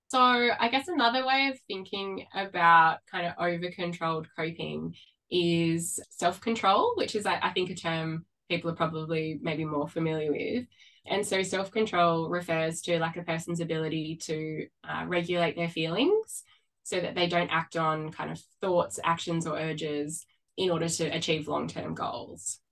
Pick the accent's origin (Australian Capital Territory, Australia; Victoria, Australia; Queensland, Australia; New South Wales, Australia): New South Wales, Australia; Sydney; moved away as an adult; now in Melbourne, Australia; I grew up on the Northern Beaches in Sydney and I relocated to Melbourne about 12 years ago